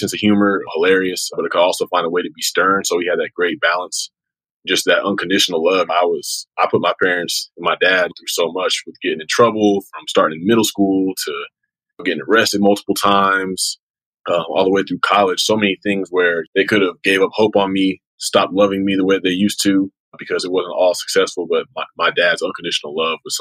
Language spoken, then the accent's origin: English; Acworth, Georgia, United States; I grew up in suburban Atlanta, Georgia. It's a town called Ackworth, Georgia, about 30 minutes north of downtown.